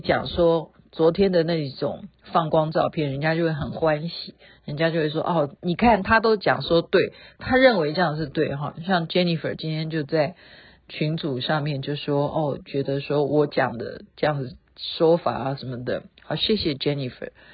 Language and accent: Chinese; Taiwan; 我们台湾用的这些考绩的方式